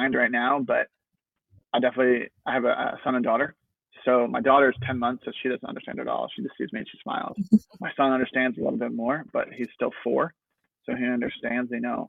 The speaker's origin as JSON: {"language": "English", "region": "New Jersey", "country": "United States", "moved": "yes", "said": "I'm originally from New Jersey"}